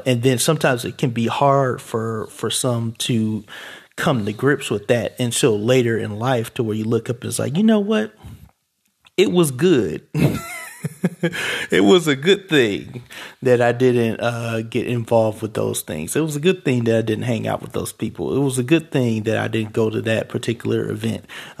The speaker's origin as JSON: {"language": "English", "town": "Cleveland", "region": "Ohio", "country": "United States", "tie": "born or raised there", "said": "when I was growing up in Cleveland, it was, oh, don't go on Kinsman because, people lose their lives there."}